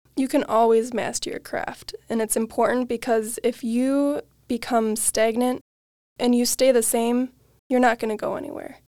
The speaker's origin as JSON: {"language": "English", "town": "Waukesha", "region": "Wisconsin", "country": "United States", "tie": "born or raised there", "said": "I am from Waukesha, Wisconsin, born and raised, never left"}